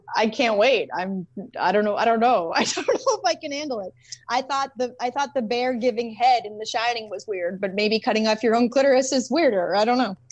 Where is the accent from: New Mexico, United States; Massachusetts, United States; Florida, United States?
Massachusetts, United States; Boston; moved away as an adult; now in California, United States; I grew up in Boston, when I moved to California, like when did I move here? Twelve years ago.